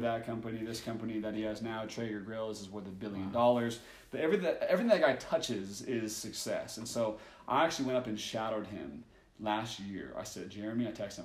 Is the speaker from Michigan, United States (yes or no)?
no; Oregon, United States; growing up in Oregon